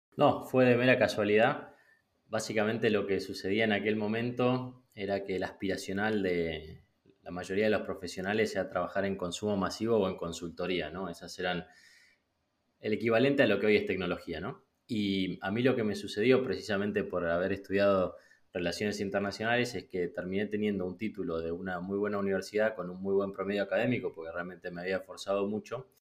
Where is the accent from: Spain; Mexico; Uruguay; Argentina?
Argentina; moved away as an adult; also born or lived in Peru; crecí y me crié en Argentina